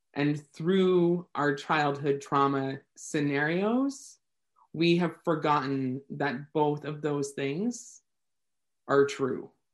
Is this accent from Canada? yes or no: yes; Canada; I am Canadian